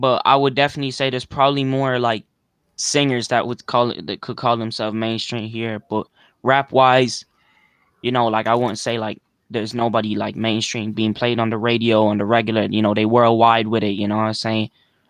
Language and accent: English; California, United States; I'm from Cali, and I'm just an up and coming rapper.